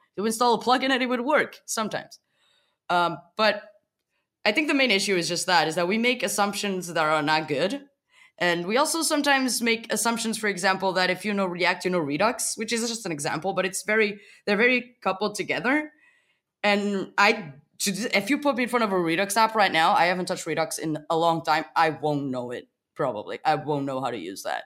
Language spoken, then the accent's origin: English; Portugal; moved away as an adult; now in Berlin, Germany; I live in Berlin for the past six months. I come from Portugal.